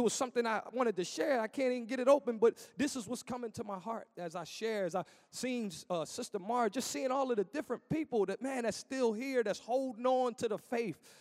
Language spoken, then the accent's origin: English; Philadelphia, Pennsylvania, United States; moved away as an adult; also born or lived in Williamsport; now in Harvey, United States; I'm from Philadelphia, so there's no mountains in Philadelphia